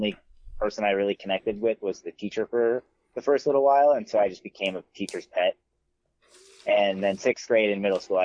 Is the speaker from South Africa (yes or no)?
no; Buffalo, United States; also born or lived in Stillwater; in between fourth grade and fifth grade, we moved from Stillwater to Buffalo